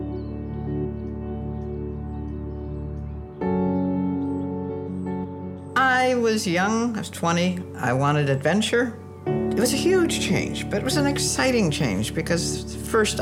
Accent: just north of Los Angeles in the desert, California, United States; also born or lived in Detroit, Michigan; grew up in California, just north of Los Angeles in the desert

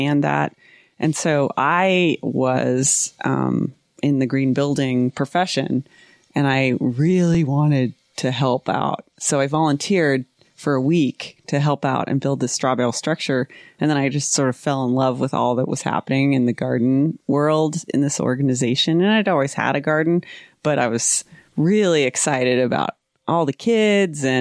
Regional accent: Yakima, Washington, United States; moved away as an adult; also born or lived in Seattle, Washington / Jackson, Wyoming; now in Salt Lake City, United States; I'm from Yakima, Washington.

